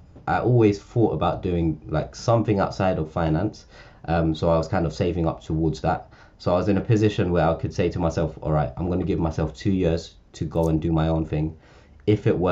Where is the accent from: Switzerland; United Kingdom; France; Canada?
United Kingdom; London; I grew up in Northwest London or Central London, in a council estate in Camden.